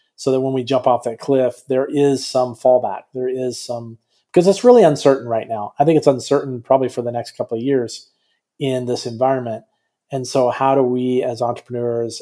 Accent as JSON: {"language": "English", "country": "United States", "also_born_or_lived": "Dubai / England", "moved": "as an adult", "said": "I'm an American"}